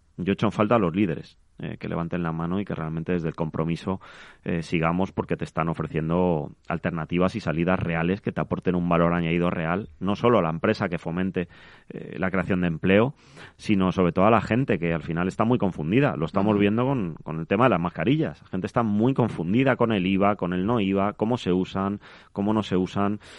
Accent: Madrid, Community of Madrid, Spain; yo vengo de Carabanchel, que es un barrio del sur de Madrid, al cual adoro

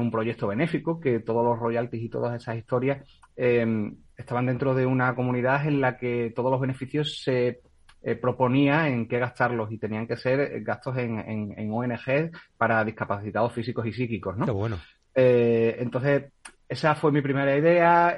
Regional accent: Spain; soy española

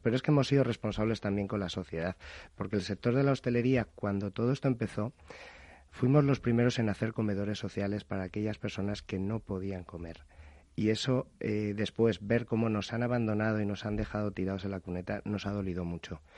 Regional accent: Madrid, Community of Madrid, Spain; moved away as an adult; now in Alicante, Spain; yo soy nacido en Madrid, pero me fui a Alicante hace más de 23 años

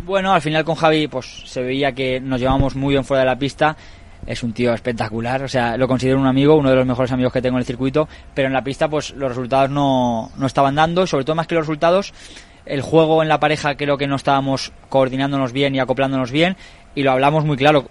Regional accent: Valencia, Valencian Community, Spain; Valencia en casa, eh, donde yo nací, donde yo vivo

